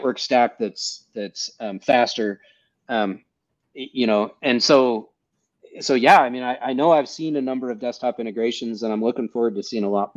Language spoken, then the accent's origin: English; United States; I'm an American